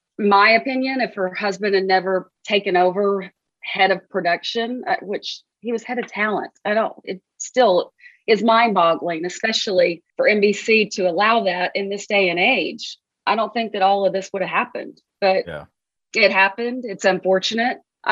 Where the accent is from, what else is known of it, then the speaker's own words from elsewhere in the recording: Arkansas, United States; Anybody who knows me knows how much I care about my home state. I love it. I'm so proud to be an Arkansan. There aren't better people in the world than Arkansans.